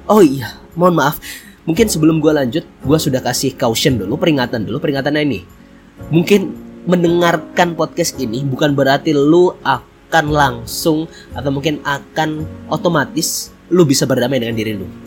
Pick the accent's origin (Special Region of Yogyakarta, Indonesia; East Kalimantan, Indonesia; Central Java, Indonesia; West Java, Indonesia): East Kalimantan, Indonesia; Bontang; Hari ini gue lagi ada di Bontang, Kalimantan Timur. Ya, bener banget. Tentunya ini adalah kampung halaman gue. Ini adalah tempat lahir gue yaitu di Bontang.